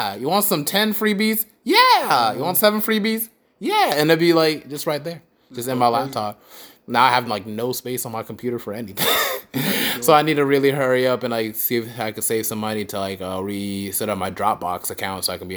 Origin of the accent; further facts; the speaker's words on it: Charlotte, North Carolina, United States; I'm from Charlotte, so it's like, and I'm Eastside Charlotte